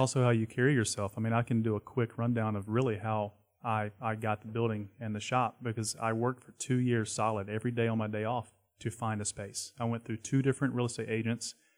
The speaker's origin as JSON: {"language": "English", "town": "Charlotte", "region": "North Carolina", "country": "United States", "tie": "born or raised there", "said": "I grew up skateboarding in Uptown"}